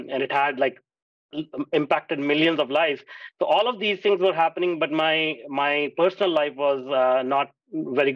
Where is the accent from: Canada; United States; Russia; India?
India; moved away; I grew up in India